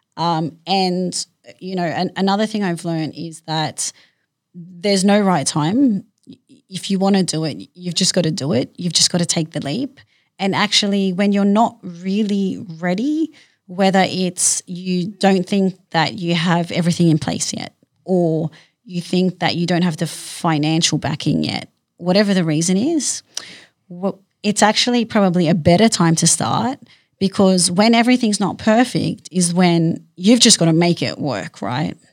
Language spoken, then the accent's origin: English; Sydney, New South Wales, Australia; I grew up in Western Sydney